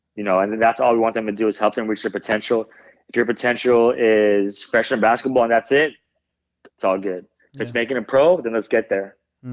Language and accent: English; Bay Area, California, United States; I grew up in the Bay Area, so I was always a, a Warriors fan.